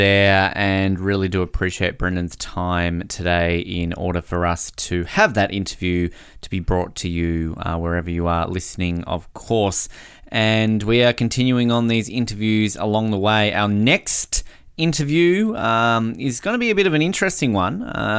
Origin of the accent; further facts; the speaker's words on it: Canada; Hard not to get caught up in the Raptors after the last 12 or so months, particularly being a Canadian.